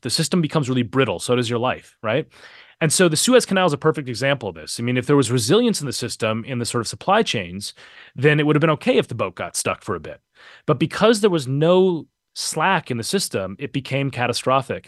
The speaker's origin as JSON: {"language": "English", "town": "Minneapolis", "region": "Minnesota", "country": "United States", "tie": "born or raised there", "moved": "yes", "said": "I grew up, uh, a couple miles away from where he was killed. I, I'm, I'm from Minneapolis originally"}